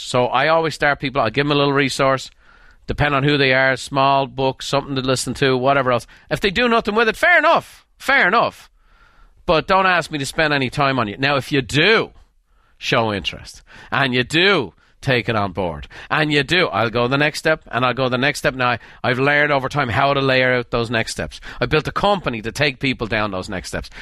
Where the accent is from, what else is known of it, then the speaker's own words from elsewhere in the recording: Dublin, Leinster, Ireland; moved away as an adult; now in United States; I grew up in Dublin.